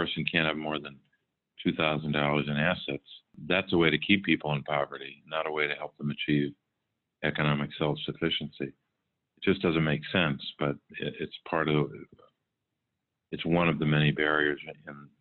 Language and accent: English; Scranton, Pennsylvania, United States; I grew up in Scranton, Pennsylvania